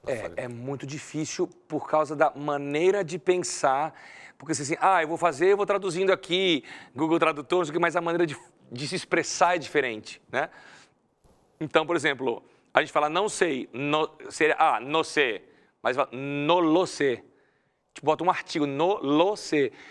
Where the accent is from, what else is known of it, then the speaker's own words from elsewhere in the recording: Brazil; moved away as an adult; now in Spain; eu sou brasileiro